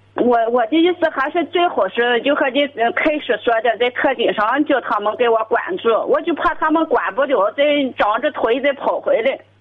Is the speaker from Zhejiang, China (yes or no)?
no; Shandong, China; also born or lived in Tai'an; 对对对，家的那种山东来的。